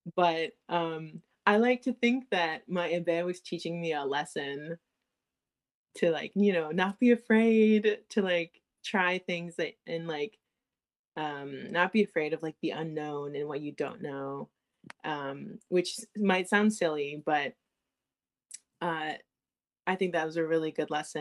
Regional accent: United States; I'm from the I was born in the United States.

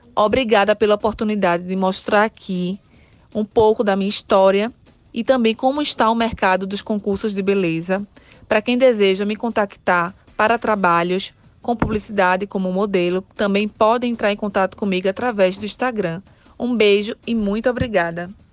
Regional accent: Recife, Pernambuco, Brazil; Recife, que é a minha cidade natal, onde eu moro

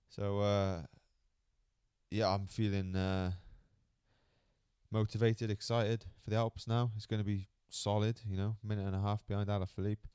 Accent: Cardiff, Wales, United Kingdom; Yeah, it's taken me a few years to get used to it, growing up in Cardiff.

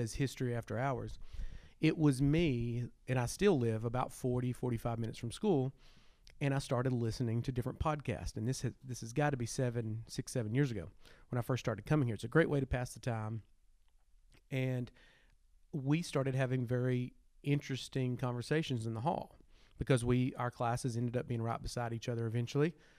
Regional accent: Arkansas, United States; born and raised in Arkansas

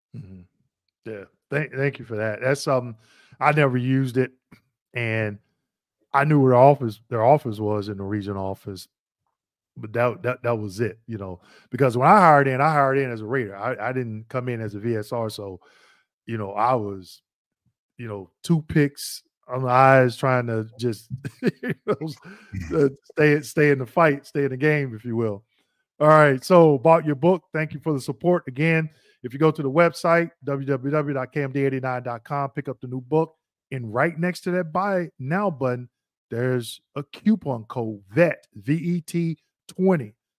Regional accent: Missouri, United States; I'm originally from Missouri

